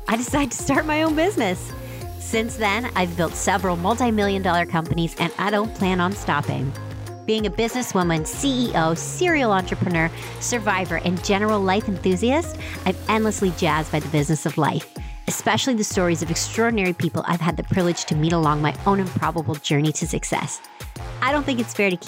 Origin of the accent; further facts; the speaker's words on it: Stratford, Ontario, Canada; Growing up in Stratford, Ontario